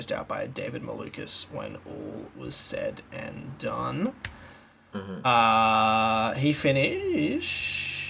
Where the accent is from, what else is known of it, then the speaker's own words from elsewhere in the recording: Australia; if you're an Australian